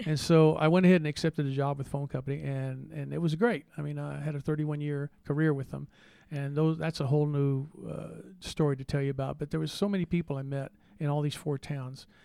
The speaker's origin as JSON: {"language": "English", "town": "San Antonio", "region": "Texas", "country": "United States", "tie": "born or raised there", "moved": "as an adult", "lives_now": "Alpine, United States", "said": "I was born in San Antonio, Texas"}